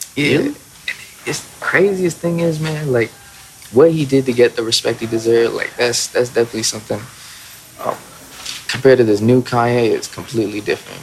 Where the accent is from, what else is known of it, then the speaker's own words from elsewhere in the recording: Cobb County, Georgia, United States; I was born and raised here in Georgia, uh, specifically Cobb County